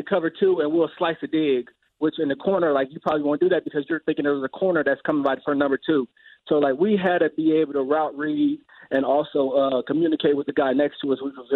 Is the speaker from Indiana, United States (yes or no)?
yes; Indianapolis, Indiana, United States; I'm from Indianapolis